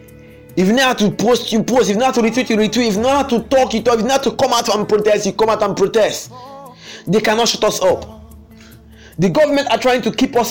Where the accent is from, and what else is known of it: Nigeria